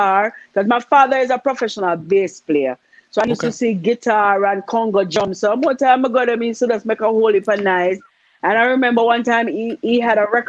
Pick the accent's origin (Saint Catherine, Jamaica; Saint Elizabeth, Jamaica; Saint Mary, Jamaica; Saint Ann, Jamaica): Saint Catherine, Jamaica; Spanish Town; I was born in Spanish Town, Thompson Penn, to be exact. I'm a home delivery baby.